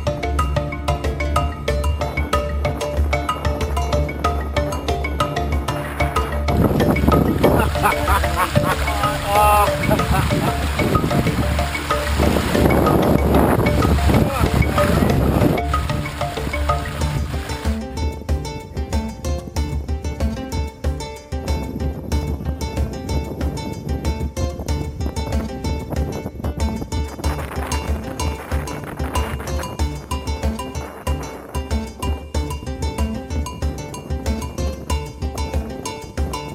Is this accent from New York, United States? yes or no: no; Oregon, United States; moved away; I love Oregon. I'm from Oregon. I'm a native Oregonian